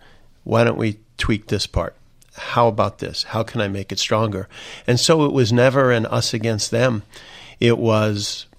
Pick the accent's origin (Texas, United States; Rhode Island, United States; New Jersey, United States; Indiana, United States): Indiana, United States; When we look at my home state of Indiana, you look at folks who know David more than almost anything